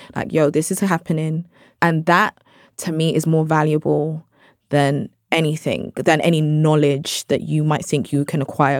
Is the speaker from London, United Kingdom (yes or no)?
yes; London, United Kingdom; I'm British Nigerian, I'm from South London.